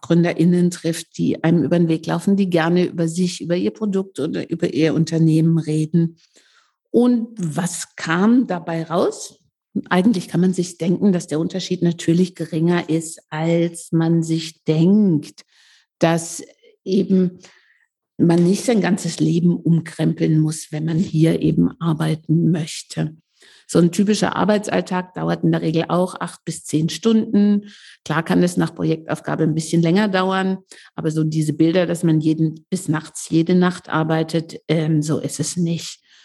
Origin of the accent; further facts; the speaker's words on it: Leipzig, Saxony, Germany; Ich komme ja aus Leipzig